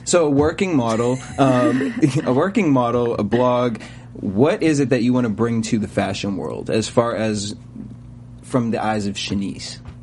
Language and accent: English; East Coast, United States; now in Los Angeles, United States; I'm from the East Coast, and so I know coming over to LA, there's a lot of adjustments.